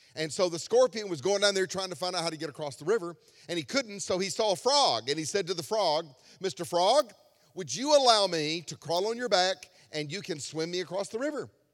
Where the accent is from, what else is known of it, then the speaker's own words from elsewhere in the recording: Alabama, United States; I was from Alabama